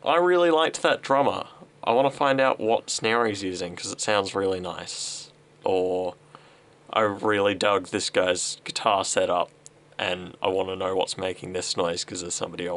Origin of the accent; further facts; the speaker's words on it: Sunbury, Victoria, Australia; I grew up in Sunbury